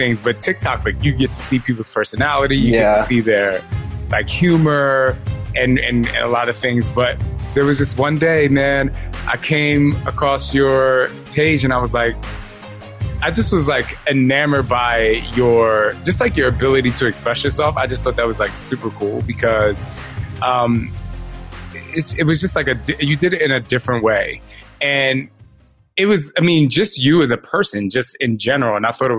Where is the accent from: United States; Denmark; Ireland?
United States; New Jersey; also born or lived in Philadelphia; I'm from Jersey.